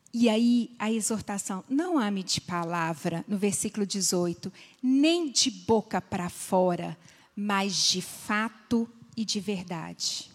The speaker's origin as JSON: {"language": "Portuguese", "region": "Minas Gerais", "country": "Brazil", "said": "eu sou mineira"}